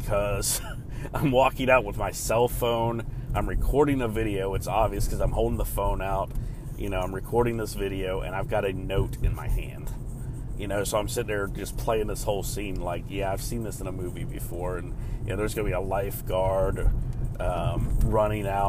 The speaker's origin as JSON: {"language": "English", "region": "Ohio", "country": "United States", "tie": "born or raised there", "moved": "yes", "lives_now": "North Carolina, United States", "said": "my hometown of Ohio"}